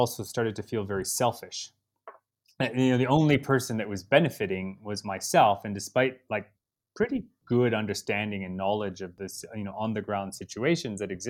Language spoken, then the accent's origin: English; Chicago, Illinois, United States; moved away as an adult; also born or lived in Argentina; now in Kenya; I grew up in Chicago, which wouldn't necessarily equate to, you know, exposure to a lot of wildlife, but I also grew up in this suburb that had a lot of woods.